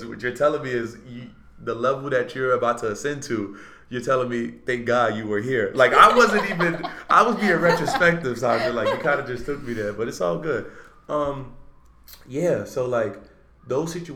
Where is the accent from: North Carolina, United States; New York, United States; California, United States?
New York, United States; New York City; I'm from Uptown Harlem